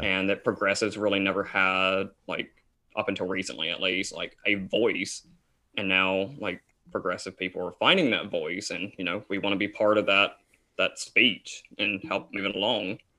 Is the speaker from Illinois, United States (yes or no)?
no; Tennessee, United States; Isaac and I are from Tennessee. Um, I currently still live in Tennessee